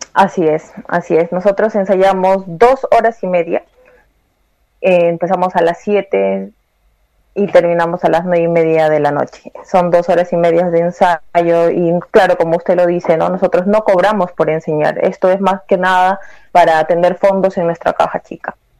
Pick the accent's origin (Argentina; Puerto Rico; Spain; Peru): Peru; now in Santiago, Chile; yo también soy peruana